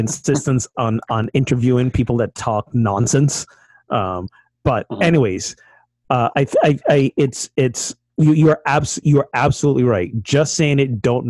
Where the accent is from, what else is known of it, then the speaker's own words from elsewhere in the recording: Barbados; moved away; I'm from Barbados